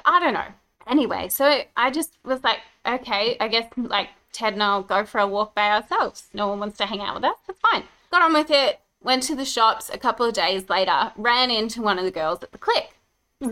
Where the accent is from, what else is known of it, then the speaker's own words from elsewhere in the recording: Brisbane, Queensland, Australia; now in Gold Coast, Australia; I grew up in Brisbane